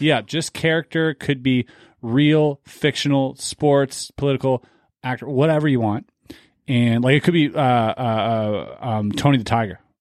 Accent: Canada; I'm Canadian

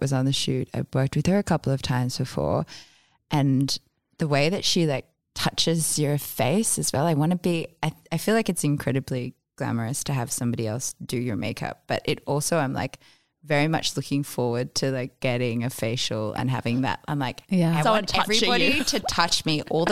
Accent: Australia; also born or lived in New York; also being English, Australian

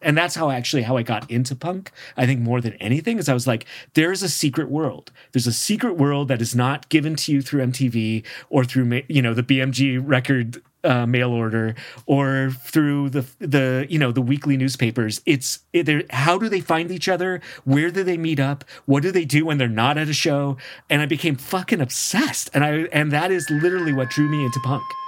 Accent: San Francisco, California, United States; as a kiddo growing up in San Francisco

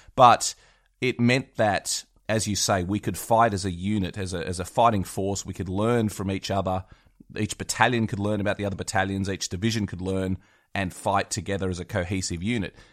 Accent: West Wyalong, New South Wales, Australia; my hometown of West Wyalong in New South Wales

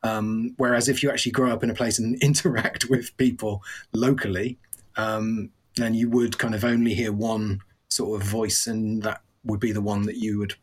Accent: West Midlands, United Kingdom; I'm originally from the Midlands.

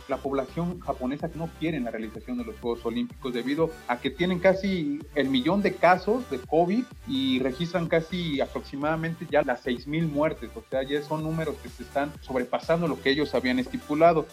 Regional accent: Mexico

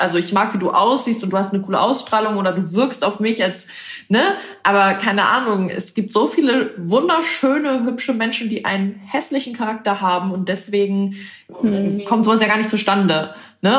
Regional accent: Bremen, Germany; ich komme aus Bremen

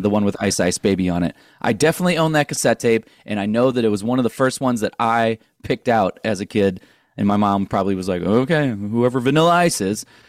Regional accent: St. Louis, Missouri, United States; moved away as an adult; also born or lived in Orange County, California; we're all from Saint Louis

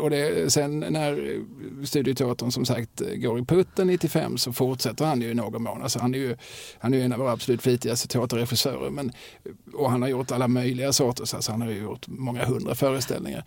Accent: Eslöv, Skåne, Sweden; jag är uppvuxen i Eslöv

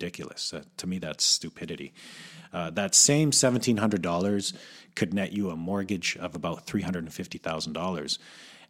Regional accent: Calgary, Alberta, Canada; moved away as an adult; now in Vancouver, Canada; I was born and raised in Calgary

